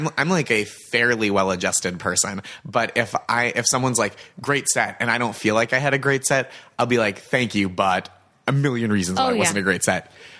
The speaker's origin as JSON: {"language": "English", "town": "Boston", "region": "Massachusetts", "country": "United States", "said": "And I'd also mentioned that I was from Boston."}